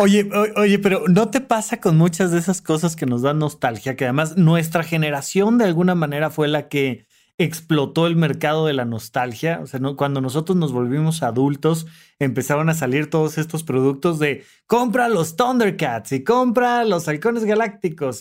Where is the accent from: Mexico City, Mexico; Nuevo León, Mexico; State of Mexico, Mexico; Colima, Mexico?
State of Mexico, Mexico; Almoloya de Juárez; soy de Toluca y además no solo soy de Toluca, soy de Almoloya de Juárez